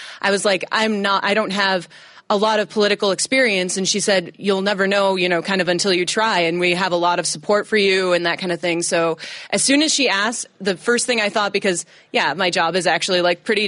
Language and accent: English; Lockport, Illinois, United States; moved away as an adult; also born or lived in Chicago; now in Kenosha, United States; I grew up in Lockport, Illinois